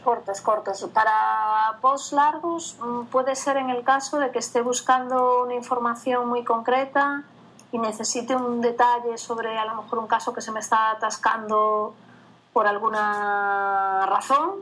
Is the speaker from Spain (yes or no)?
yes; Viana do Bolo, Galicia, Spain; yo soy de una zona, yo provengo de una zona rural del, del Oriente Urensano, que se llama Diana de Bolo